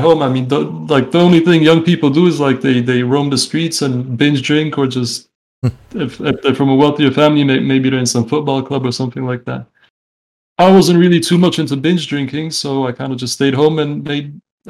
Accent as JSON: {"language": "English", "region": "London", "country": "United Kingdom", "tie": "born or raised there", "also_born_or_lived": "Canada", "moved": "yes", "lives_now": "Czech Republic", "said": "I'm 28 years old. I was born in the Czech Republic. I moved to Canada when I was like 6 years old, I think. Mm-hmm. I lived there until I was about 10. Then we moved to London, England, where I kind of grew up. And now I'm back in the Czech Republic"}